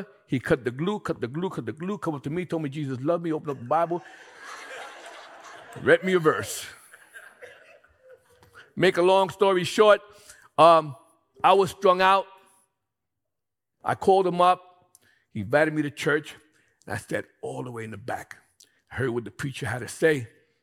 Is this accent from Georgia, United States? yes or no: no; New York City, New York, United States; I'm from Brooklyn, Bedford-Stuyvesant, Williamsburg